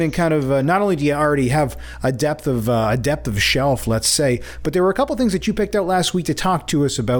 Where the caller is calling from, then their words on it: Toronto, Ontario, Canada; I'm calling from Etobicoke, Ontario.